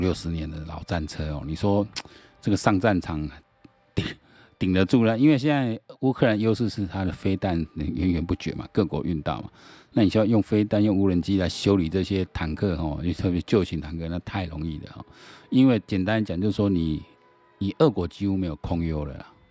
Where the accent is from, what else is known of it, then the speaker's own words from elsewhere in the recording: Taiwan; 我台湾人